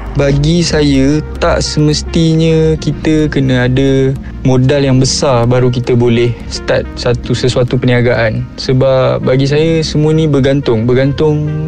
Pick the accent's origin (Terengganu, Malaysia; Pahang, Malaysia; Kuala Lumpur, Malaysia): Kuala Lumpur, Malaysia; Ampang; also born or lived in Seremban; saya berasal dari Ampang, Kuala Lumpur